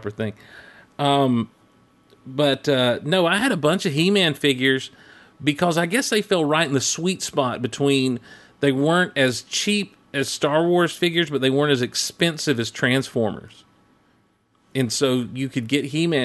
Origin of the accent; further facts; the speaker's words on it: Hazlehurst, Georgia, United States; also born or lived in Athens, Georgia; When I was like 10 years old, when we moved from Athens, Georgia, down to where we moved to in a little town called Hazelhurst